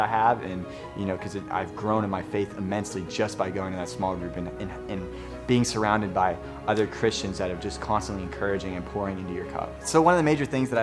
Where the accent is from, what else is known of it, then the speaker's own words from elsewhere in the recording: Slippery Rock, Pennsylvania, United States; moved away as an adult; also born or lived in Norfolk, Virginia; I'm from Slippery Rock, Pennsylvania.